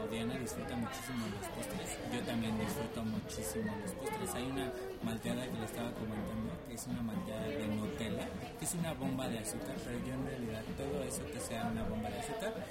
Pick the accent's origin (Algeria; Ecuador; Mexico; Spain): Mexico; Irapuato, Guanajuato; moved away; de allá de mi pueblo, en Irapuato.